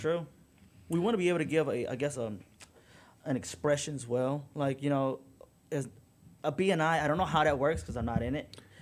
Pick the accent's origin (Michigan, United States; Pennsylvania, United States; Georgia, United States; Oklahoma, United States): Michigan, United States; Detroit; I grew up in Detroit